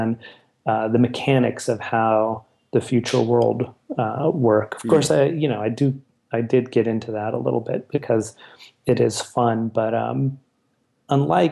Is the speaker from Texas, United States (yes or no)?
yes; El Paso, Texas, United States; where I grew up in El Paso